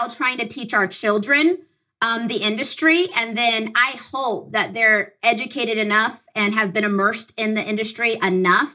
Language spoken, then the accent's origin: English; Southern California, United States; I'm from Southern California. My husband and I are.